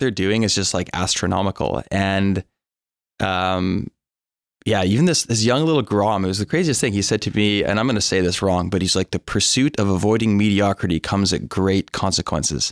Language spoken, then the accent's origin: English; North Vancouver, British Columbia, Canada; I'm born and raised in North Vancouver